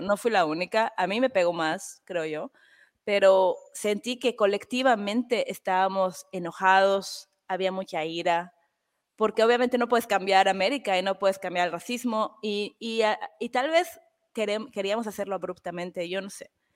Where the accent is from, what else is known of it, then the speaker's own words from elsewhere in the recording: Mexico; moved away; yo soy mexicana